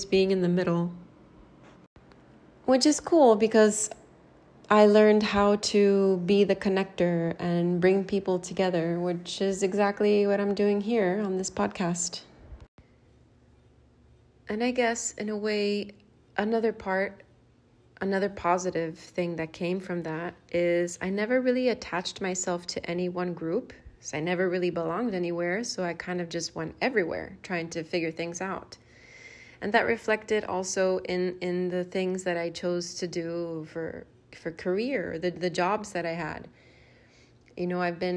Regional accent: Miami, Florida, United States; I'm from Miami, Florida in the US

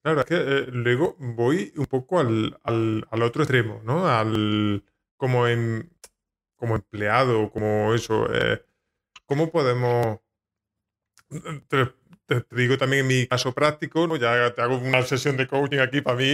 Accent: Jaén, Andalusia, Spain; Yo soy de Jaén, hablo mm, peculiar

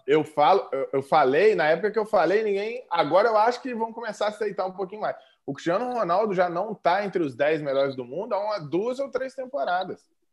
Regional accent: Brazil; a gente é brasileiro

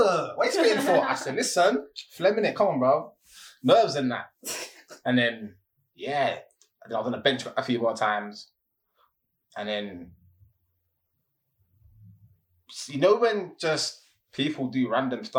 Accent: London, United Kingdom; I was from Newham.

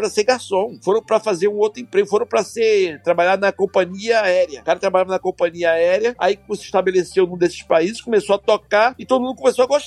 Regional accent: Brazil; Quando toca lá no interiorzão lá, eu sei como eles estão me ouvindo, porque é minha cultura, sou brasileiro.

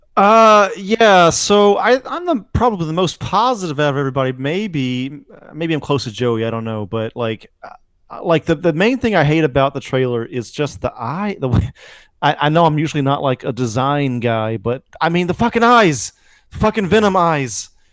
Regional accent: United States; also born or lived in Alabama; I'm from Georgia and Alabama

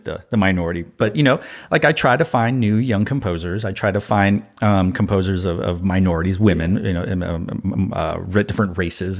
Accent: Austin, Texas, United States; I'm from Austin

